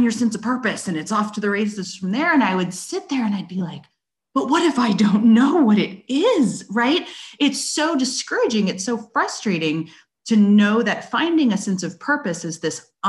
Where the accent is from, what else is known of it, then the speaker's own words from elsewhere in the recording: West Coast, United States; moved away as an adult; now in Bentonville, United States; I was born and raised out on the West Coast